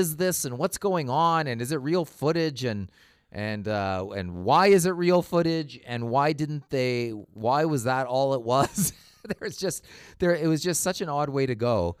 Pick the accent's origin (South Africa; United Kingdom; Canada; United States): Canada; I'm Canadian